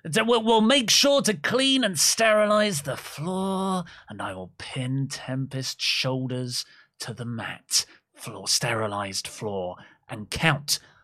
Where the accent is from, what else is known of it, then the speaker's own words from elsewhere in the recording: Wales, United Kingdom; My home country of Wales